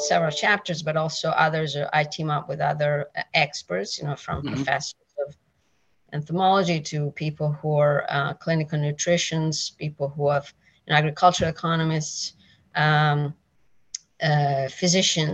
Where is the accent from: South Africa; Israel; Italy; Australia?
Italy; moved away; I am originally from Italy. I'm Italian, like 100%